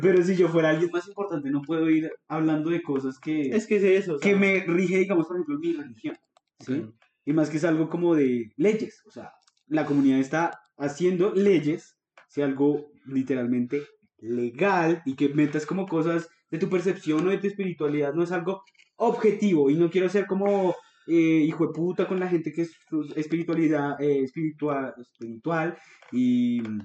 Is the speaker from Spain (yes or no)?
no; Colombia; como cualquier colombiano ñanga promedio